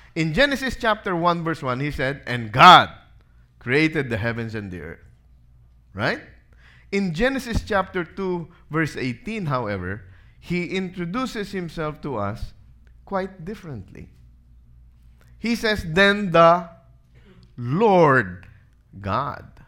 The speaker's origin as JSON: {"language": "English", "country": "Philippines", "said": "being a Filipino."}